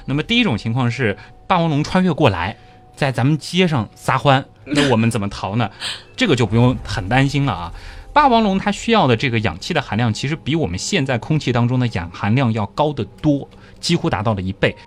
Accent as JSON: {"language": "Chinese", "country": "China", "said": "我们中国人"}